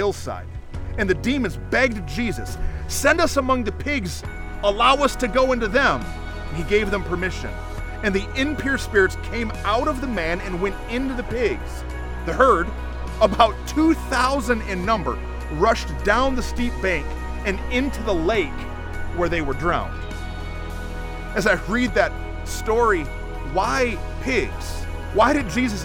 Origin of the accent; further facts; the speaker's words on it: Flint, Michigan, United States; now in Mansfield, United States; I grew up in Flint, Michigan, and every time I go back home to visit family